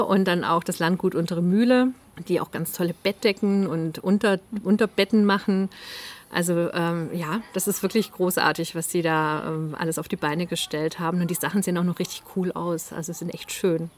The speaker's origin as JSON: {"language": "German", "area": "near Zollernalb", "region": "Baden-Württemberg", "country": "Germany", "tie": "born or raised there", "said": "Ziegenhütte Zollernalb. Das ist ganz in der Nähe von da, wo ich aufgewachsen bin."}